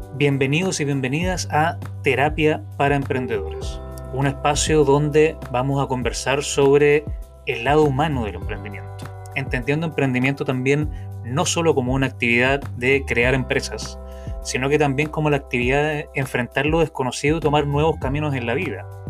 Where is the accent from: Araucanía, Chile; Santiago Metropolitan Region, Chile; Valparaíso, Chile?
Valparaíso, Chile; Viña del Mar; now in San Juan, Puerto Rico; nacido y criado en Viña del Mar, Chile, pero actualmente viviendo en San Juan, en Puerto Rico